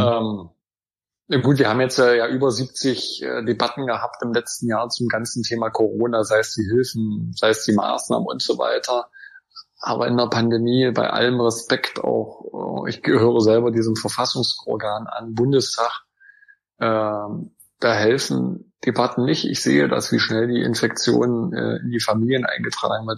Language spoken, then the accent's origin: German; Wittenberg district, Saxony-Anhalt, Germany; ich bin ja aus dem Landkreis Wittenberg